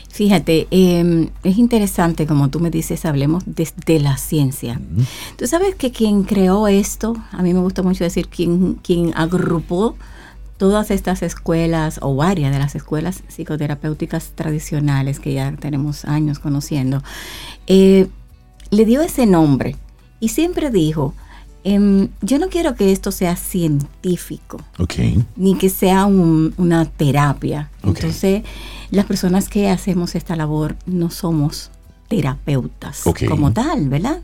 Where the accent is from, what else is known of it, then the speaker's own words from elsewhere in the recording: Dominican Republic; mi República Dominicana